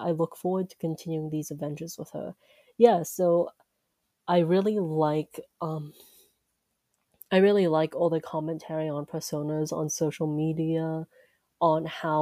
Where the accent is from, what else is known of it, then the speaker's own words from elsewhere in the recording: United States; I'm Chinese American